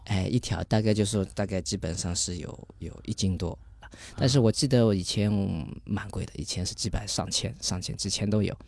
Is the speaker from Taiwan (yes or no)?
no; China; moved away as an adult; also born or lived in Norway; 整个所里就我一个中国人